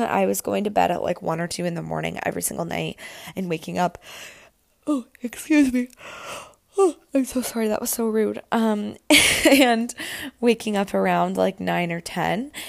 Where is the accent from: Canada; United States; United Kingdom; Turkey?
Canada; Camelford, Ontario; moved away as an adult; now in Toronto, Canada; I went home to spend the weekend in Camelford